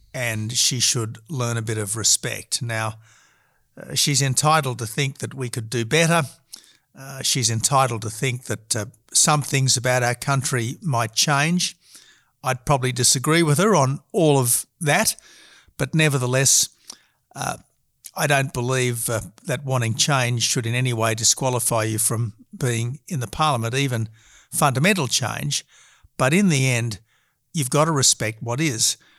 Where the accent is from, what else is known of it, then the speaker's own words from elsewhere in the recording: Australia; decent Australians